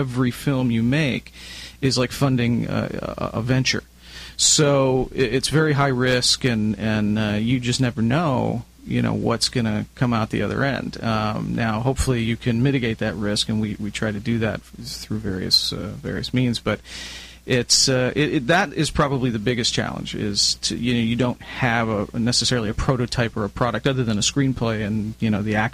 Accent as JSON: {"language": "English", "town": "Chicago", "region": "Illinois", "country": "United States", "tie": "born or raised there", "moved": "as an adult", "lives_now": "Southern California, United States", "said": "I'm originally from Chicago, so back in Chicago, right out of high school"}